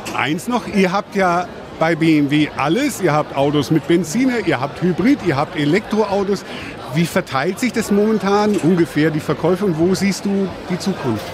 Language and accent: German; Erlangen, Bavaria, Germany; sind wir auf der Bergkirchweih groß geworden